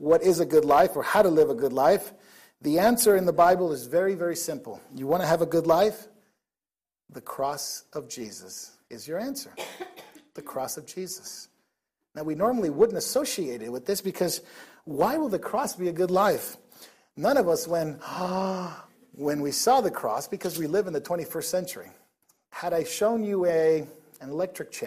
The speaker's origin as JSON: {"language": "English", "country": "Nicaragua", "tie": "born or raised there", "moved": "yes", "lives_now": "United States", "said": "I didn't grow up in the States for a while. I grew up in Nicaragua."}